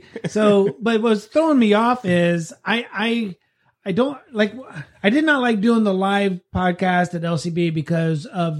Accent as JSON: {"language": "English", "town": "Wasco", "region": "California", "country": "United States", "said": "I'm from Wasco."}